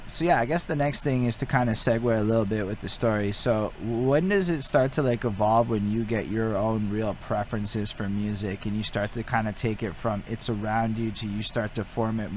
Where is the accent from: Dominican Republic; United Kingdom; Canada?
Canada; Montreal, Quebec; growing up in Montreal.